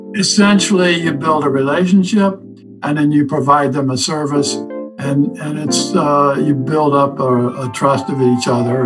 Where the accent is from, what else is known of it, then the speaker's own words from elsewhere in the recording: Southern Illinois, United States; now in North Carolina, United States; I grew up in Southern Illinois on a farm.